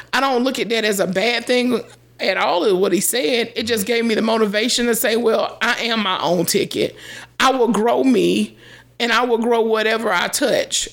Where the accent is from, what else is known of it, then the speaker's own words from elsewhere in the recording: Greenville, South Carolina, United States; I'm from West Greenville in Greenville, South Carolina